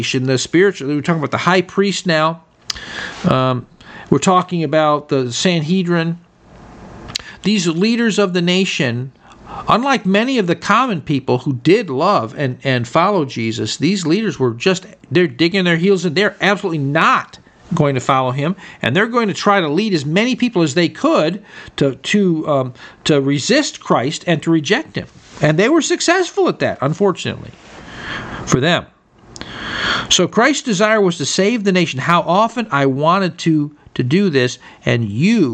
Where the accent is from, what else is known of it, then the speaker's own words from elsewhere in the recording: United States; me as an American citizen